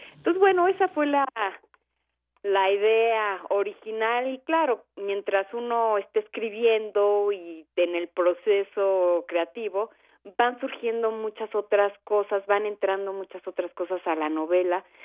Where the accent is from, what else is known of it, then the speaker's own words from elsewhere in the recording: Mexico; como soy mexicana y como eh, mis referencias son de acá